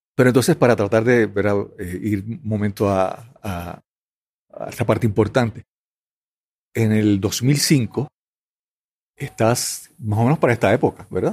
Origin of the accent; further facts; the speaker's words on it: Puerto Rico; en Puerto Rico usamos el apellido de soltero, de soltera de, la, de las esposas